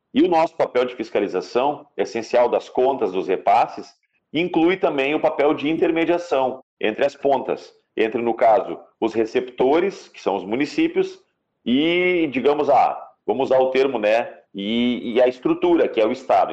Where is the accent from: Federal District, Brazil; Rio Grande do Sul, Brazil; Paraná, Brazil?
Rio Grande do Sul, Brazil; Gaúcho; Nós somos brasileiros, nós somos gaúchos